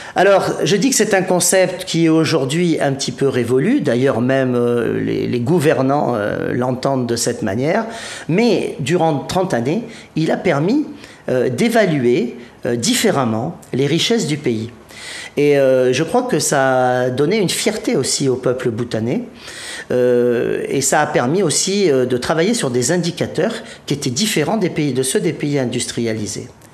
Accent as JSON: {"language": "French", "region": "Provence-Alpes-Côte d'Azur", "country": "France", "said": "je, suis de Provence"}